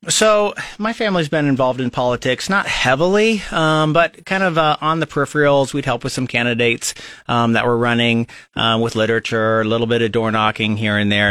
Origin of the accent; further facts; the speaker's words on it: Lincoln, Nebraska, United States; I was born and raised here in Lincoln, Nebraska